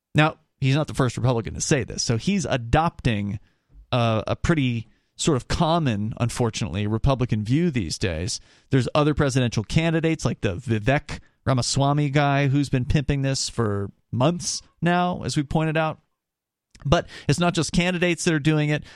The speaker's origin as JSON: {"language": "English", "region": "Florida", "country": "United States", "tie": "born or raised there", "said": "I grew up in Florida"}